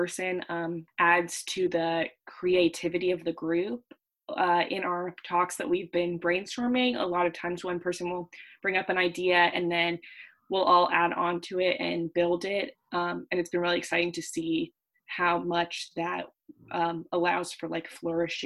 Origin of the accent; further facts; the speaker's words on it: California, United States; moved away as an adult; from California, and I'm also a rising sophomore